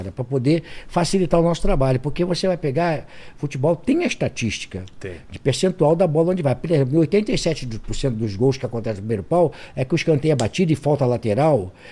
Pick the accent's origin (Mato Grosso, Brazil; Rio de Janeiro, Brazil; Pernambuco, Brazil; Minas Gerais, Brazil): Rio de Janeiro, Brazil; Tinguá; born there; Eu nasci em Tinguá, estado do Rio de Janeiro, né?